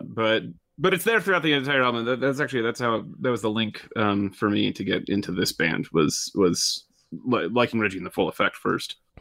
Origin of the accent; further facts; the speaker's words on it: just outside Detroit, Michigan, United States; I grew up just outside Detroit